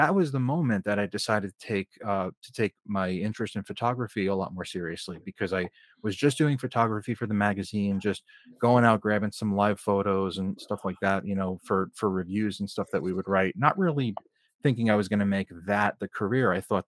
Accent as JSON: {"language": "English", "region": "New Jersey", "country": "United States", "tie": "born or raised there", "said": "Bergen County."}